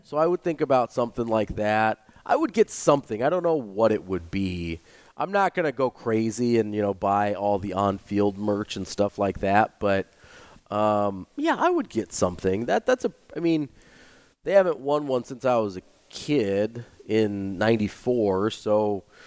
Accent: Omaha, Nebraska, United States; I grew up right here in Omaha

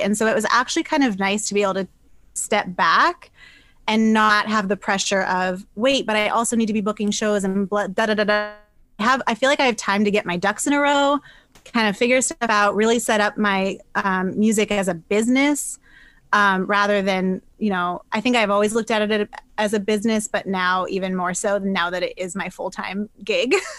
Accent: New Hampshire, United States; moved away as an adult; also born or lived in Boston; I'm from New Hampshire originally. I was in Boston for about I think like nine, ten years, but I'm back to my roots now.

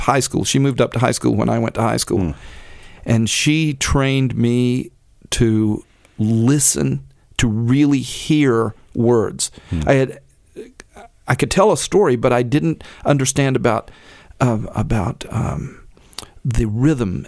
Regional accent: Oakville, Texas, United States; Oakville is my hometown

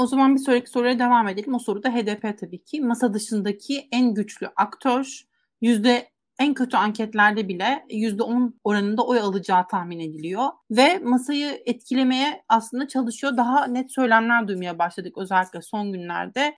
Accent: Giresun, Turkey; ben Giresunluyum aslında

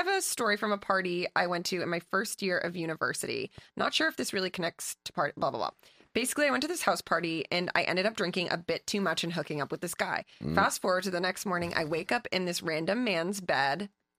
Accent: Alberta, Canada; I'm from Alberta, Canada, where the legal drinking age is 18. I grew up in a small town where parties were in random farmers' fields

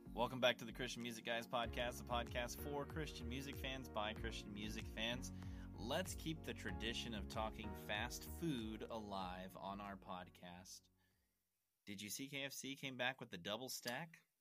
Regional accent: Kentucky, United States; I'm from Kentucky

